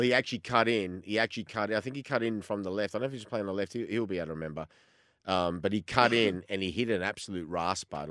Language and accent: English; Australia